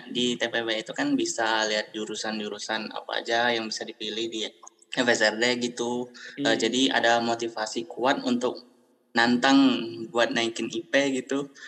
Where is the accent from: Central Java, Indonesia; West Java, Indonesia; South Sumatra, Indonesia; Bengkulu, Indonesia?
Bengkulu, Indonesia; South; Asalku dari Bengkulu, tepatnya di Bengkulu Wah, Selatan.